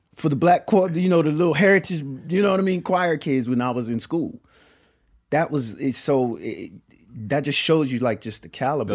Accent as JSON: {"language": "English", "town": "Willingboro", "region": "New Jersey", "country": "United States", "tie": "born or raised there", "said": "where I'm from, Willowboro, New Jersey"}